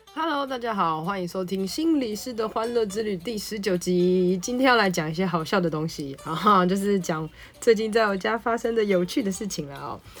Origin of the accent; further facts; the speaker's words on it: Taipei, Taiwan; 身为台北人